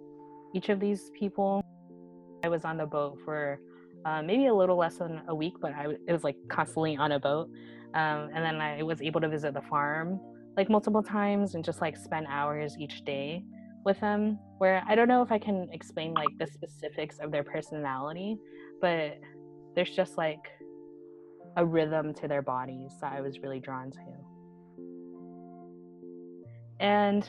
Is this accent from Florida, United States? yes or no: yes; Florida, United States; I'm actually from Florida